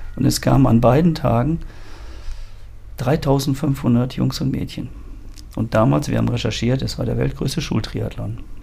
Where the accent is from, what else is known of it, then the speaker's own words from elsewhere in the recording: Ruhr area, North Rhine-Westphalia, Germany; moved away; also born or lived in German coast / Harz; Ursprünglich geboren im Ruhrgebiet, bin jetzt eigentlich ein Mensch der Küste